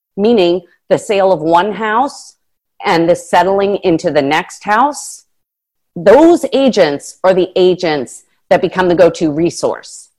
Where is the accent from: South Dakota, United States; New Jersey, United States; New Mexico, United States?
New Jersey, United States; moved away as an adult; also born or lived in Washington, District of Columbia, United States / Palm Beach; I'm from Jersey